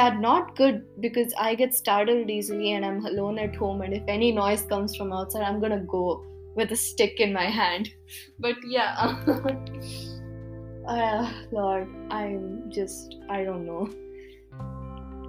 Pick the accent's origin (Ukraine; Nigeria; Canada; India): India; accent: Indian; first language Kannada; English is a second language; my Indian accent came out